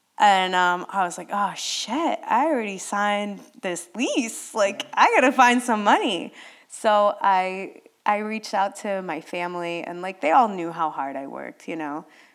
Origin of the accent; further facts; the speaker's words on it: Wayne, New Jersey, United States; I'm from Wayne